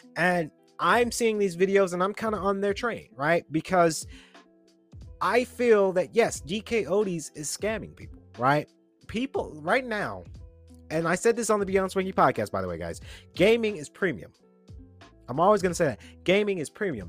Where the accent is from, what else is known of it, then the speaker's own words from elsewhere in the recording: Atlanta, Georgia, United States; I'm a Georgian, born and raised in Atlanta